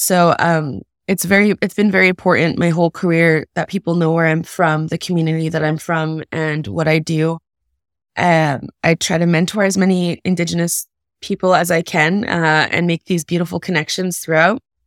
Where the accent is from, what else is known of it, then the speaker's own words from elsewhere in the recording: Kahnawake, Quebec, Canada; also born or lived in United States; I was born in the States, but I was raised in Ganawage, which is a Mohawk reserve just outside of Montreal